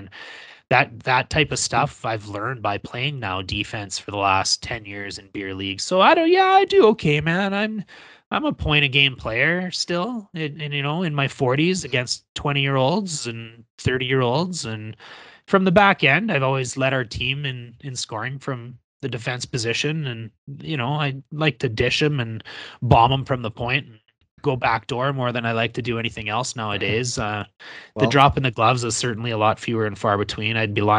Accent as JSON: {"language": "English", "town": "Wynyard", "region": "Saskatchewan", "country": "Canada", "tie": "born or raised there", "said": "there was a group of guys from my hometown in Wynyard that got a bus and just decided to take a bus to Edmonton and go and watch a couple of games"}